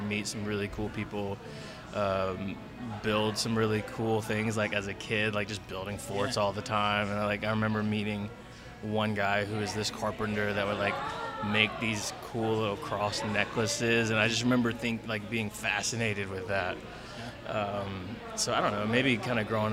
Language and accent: English; Flowery Branch, Georgia, United States; also born or lived in Texas; I grew up here in Georgia, here in Flowery Branch, actually